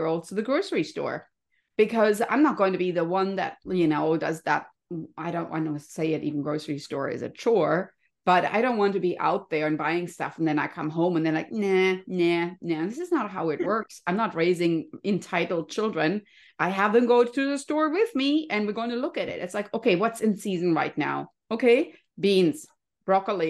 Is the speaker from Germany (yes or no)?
yes; Germany; now in California, United States; I grew up in Germany, you can hear my cute little accent